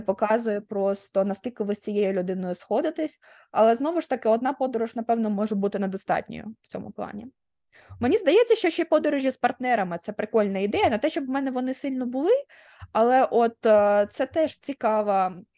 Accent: Dnipro, Dnipropetrovsk Oblast, Ukraine; moved away; я якби Дніпрянка прожила в Дніпрі 20 років

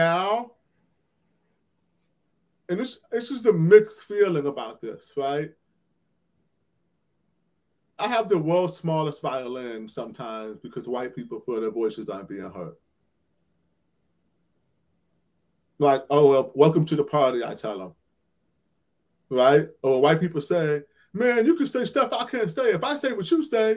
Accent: Cleveland, Ohio, United States; Cleveland, where I'm from, my hometown

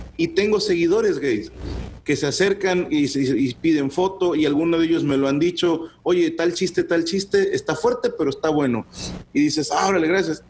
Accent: Monterrey, Nuevo León, Mexico; usábamos mucho terminología de aquí

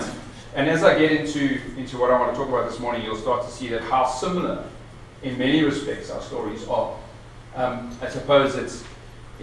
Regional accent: Pretoria, Gauteng, South Africa; I grew up in Pretoria during the 70s and 80s

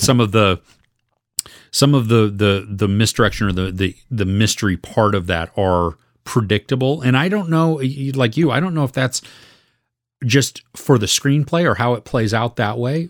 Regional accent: United States; as an American

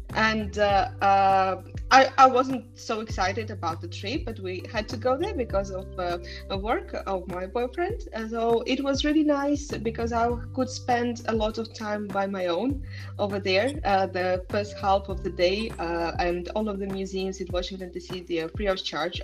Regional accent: Tallinn, Harju County, Estonia; moved away as an adult; now in Copenhagen, Denmark; I was born in Tallinn, and it's a very small uh, city in a very small country

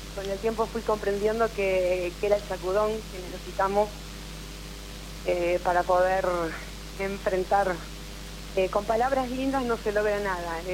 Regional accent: Rivera, Buenos Aires Province, Argentina; de Rivera, un pueblito muy pequeño de la provincia de Buenos Aires

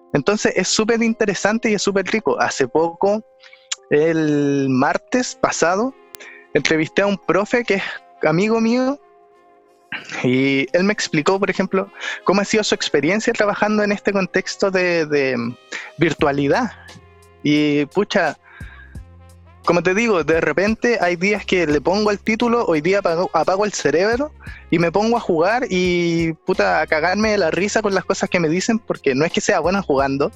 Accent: Santiago, Santiago Metropolitan Region, Chile; soy de Santiago

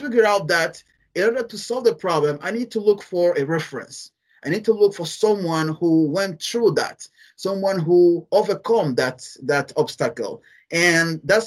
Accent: Guinea; English is a second language; I'm from a French country, French-speaking country.

